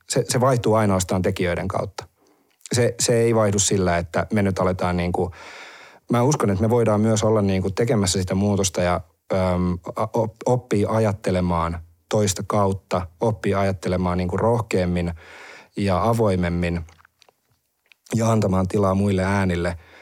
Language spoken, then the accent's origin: Finnish; Heinola, Päijät-Häme, Finland; mä oon Heinolasta